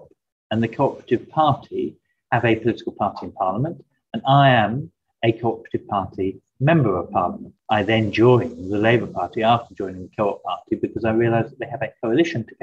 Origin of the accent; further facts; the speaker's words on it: Lewes, South East England, United Kingdom; now in Brighton, United Kingdom; I was raised in Lewes, mainly, where I went to the local primary school in Lewes